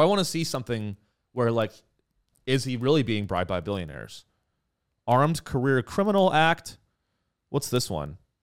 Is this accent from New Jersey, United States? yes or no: no; California, United States; I grew up in California